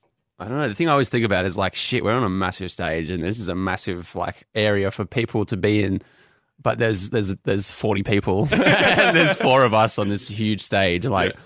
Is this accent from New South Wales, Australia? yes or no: yes; North Coast, New South Wales, Australia; We're both from North Coast, New South Wales, from around there.